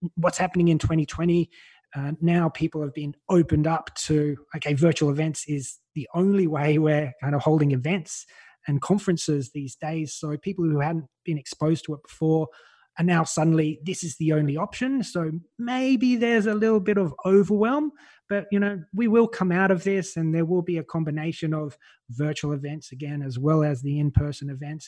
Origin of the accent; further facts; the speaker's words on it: Australia; now in Malta; I'm Australian. You can probably tell by my voice.